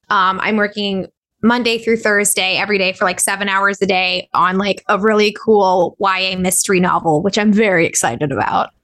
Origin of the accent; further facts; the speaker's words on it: Southern California, United States; also born or lived in Corona, California / Orange County, California; I was born in, and raised in Southern California. I was born in Corona out in the Inland Empire. My parents are from Anaheim. So I grew up in both Orange County and the, and the Inland Empire.